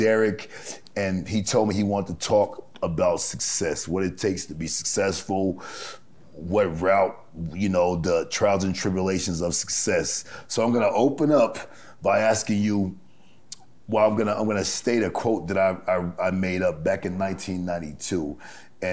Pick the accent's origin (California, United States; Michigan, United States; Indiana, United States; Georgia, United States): California, United States; Los Angeles; now in Las Vegas, United States; I grew up in Los Angeles, you know, in the late 70s, early 80s.